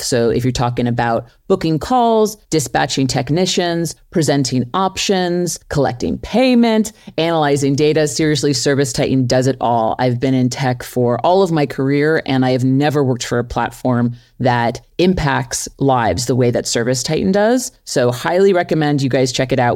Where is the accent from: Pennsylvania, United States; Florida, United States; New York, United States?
New York, United States; New York City; grew up in New York City. I'm from Flushing, Queens